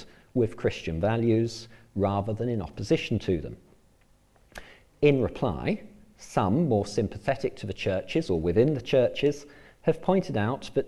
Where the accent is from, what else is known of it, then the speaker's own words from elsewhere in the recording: England, United Kingdom; moved away as an adult; now in Northern Ireland, United Kingdom; as you may well be able to tell from my accent, I come originally from England. I moved to live and work in Northern Ireland 8 years ago